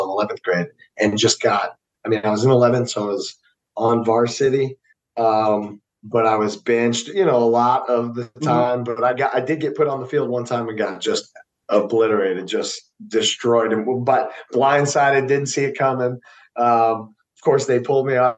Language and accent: English; Fort Lauderdale, Florida, United States; also born or lived in St. Augustine, Florida; I'm originally from South Florida, like Fort Lauderdale area